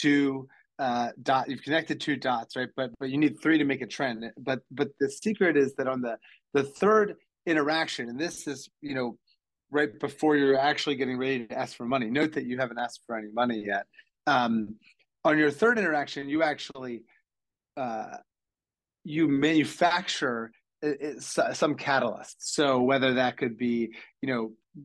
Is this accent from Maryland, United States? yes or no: yes; Ocean City, Maryland, United States; I'm from Ocean City, Maryland, which is a small mid-Atlantic beach resort town